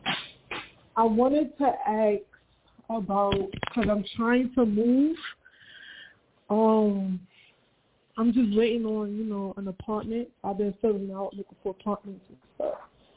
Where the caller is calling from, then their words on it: Brooklyn, New York, United States; Hey, Brooklyn, New York.